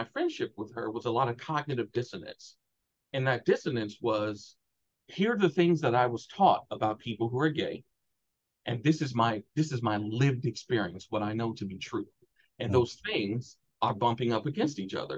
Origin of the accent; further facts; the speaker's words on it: Chicago, Illinois, United States; I'm from Chicago, Black, working class